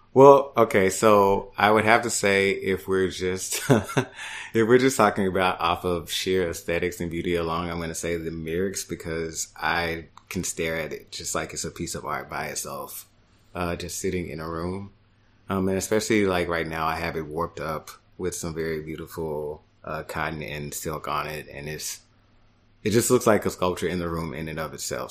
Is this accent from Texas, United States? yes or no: yes; Dallas, Texas, United States; moved away as an adult; also born or lived in Houston, Texas / New York; now in Brooklyn, United States; I am originally from Dallas, Texas